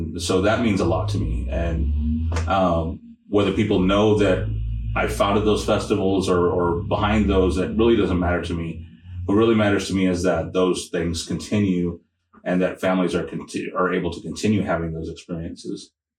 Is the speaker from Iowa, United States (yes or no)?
no; San Antonio, Texas, United States; moved away as an adult; now in Oklahoma, United States; I'm a transplant from San Antonio, so I bring some of those experiences and backgrounds to Oklahoma, but Oklahoma is my home now.